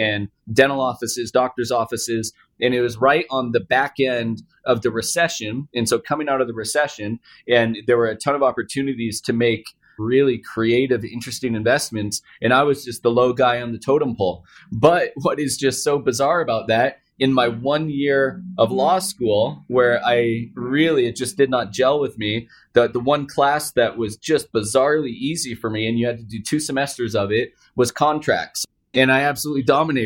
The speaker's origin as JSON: {"language": "English", "town": "Seattle", "region": "Washington", "country": "United States", "tie": "born or raised there", "also_born_or_lived": "Palo Alto, California", "said": "I was raised in the Seattle area around tech my entire life."}